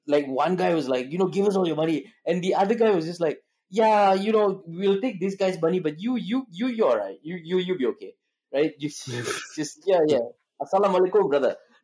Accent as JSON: {"language": "English", "country": "Malaysia", "also_born_or_lived": "South Shields, England", "said": "I'm Malaysian"}